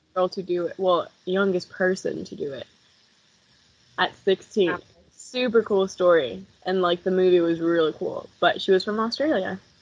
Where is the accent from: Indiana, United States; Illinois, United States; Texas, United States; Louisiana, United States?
Indiana, United States; South Bend; growing up in Indiana